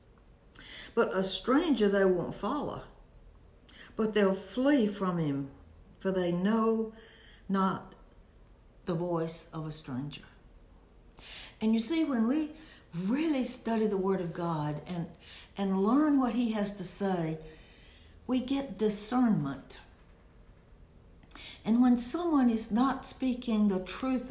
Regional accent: Alabama, United States; I was born in Alabama, raised in Alabama, went to church in Alabama, went to college in Alabama

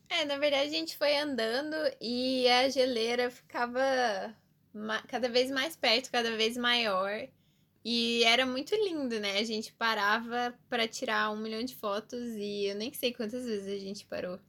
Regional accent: Curitiba, Paraná, Brazil

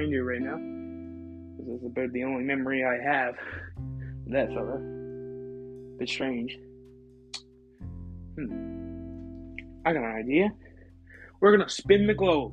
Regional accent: Canada; I'm from Canada. Never been to the U.S.

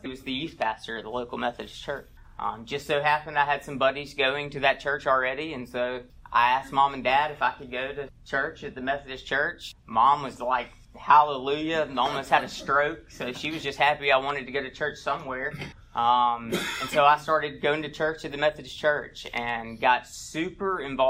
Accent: Montgomery, Alabama, United States; moved away; I'm from Alabama. I'm from Montgomery, Alabama. I was born and raised there.

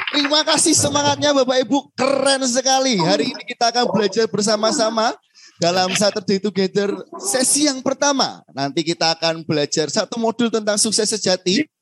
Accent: Semarang, Central Java, Indonesia; Baik Bapak Ibu perkenalkan saya … begitu ya. Ada saya dari Semarang yang nanti akan bantu Bapak Ibu gitu ya.

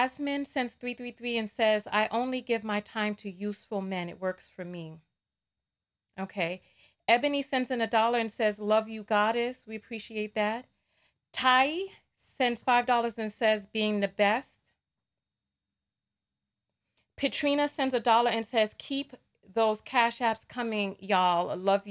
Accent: New York, United States; accent: New York; my New York accent

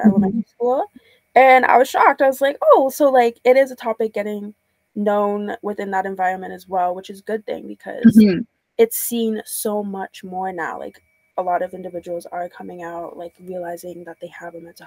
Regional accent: Trinidad & Tobago; moved away; I'm from Trinidad, so like within the Caribbean community

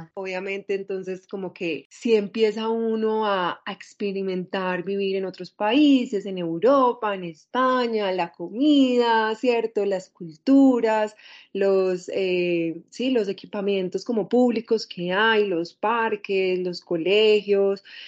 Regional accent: Medellín, Antioquia, Colombia; also born or lived in Spain; soy una mujer eh, nacida en Medellín, casi toda mi vida me crié en Medellín, crecí en Medellín

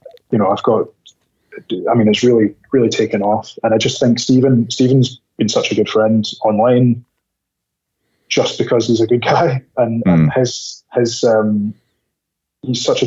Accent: Scotland, United Kingdom; moved away; also born or lived in United States; I lived in America, but I'm Scottish.

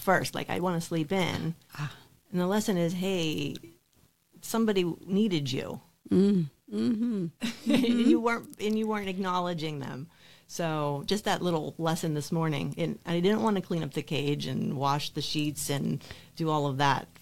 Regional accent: Clarksburg, Pennsylvania, United States; I lived in Clarksburg, PA. Mm. So that's about, 20 minutes from Indiana. Mm-hmm. So I grew up there my whole life

